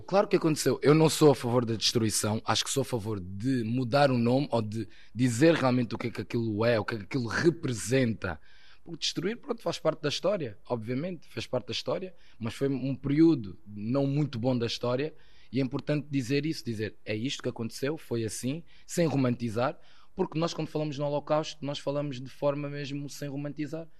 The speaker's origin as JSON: {"language": "Portuguese", "country": "Portugal", "tie": "born or raised there", "also_born_or_lived": "Angola", "said": "Eu já sou praticamente português, estou cá já há 22 anos, por isso cresci aqui em Portugal"}